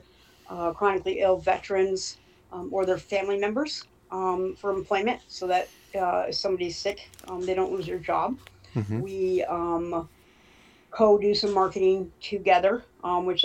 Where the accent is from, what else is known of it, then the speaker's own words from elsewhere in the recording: Smethport, Pennsylvania, United States; growing up in Smithport